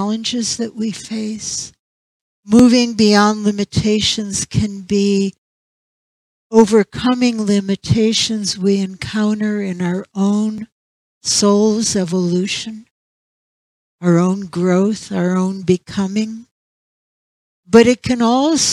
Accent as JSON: {"language": "English", "town": "St. Petersburg", "region": "Florida", "country": "United States", "tie": "born or raised there", "moved": "yes", "said": "St. Petersburg, and that was my hometown for many, many years"}